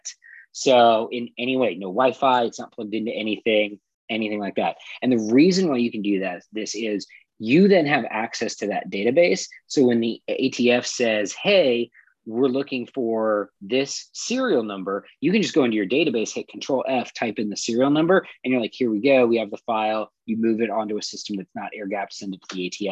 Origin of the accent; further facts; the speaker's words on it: California, United States; I'm from California